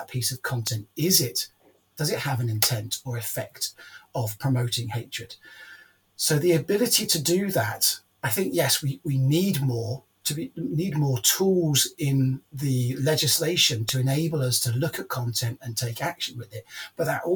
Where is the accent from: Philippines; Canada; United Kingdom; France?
United Kingdom; as a British person